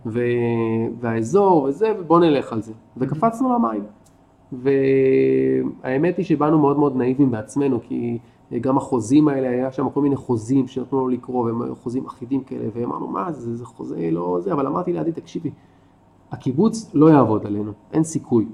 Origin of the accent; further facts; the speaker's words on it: Ashkelon, Southern District, Israel; moved away as an adult; also born or lived in Tel Aviv, Israel; now in Kibbutz Nitzanim, Israel; אני גדלתי באשקלון